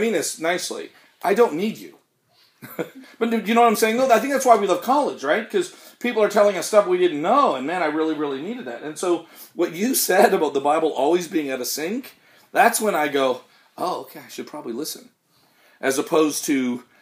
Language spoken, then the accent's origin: English; Canada; We're Canadian